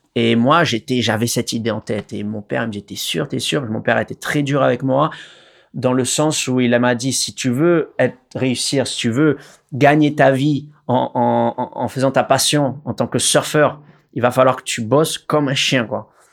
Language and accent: French; Réunion; Alors, je suis né à La Réunion. Euh, donc j'ai la chance de grandir euh, à une rue derrière euh, la plage de Canot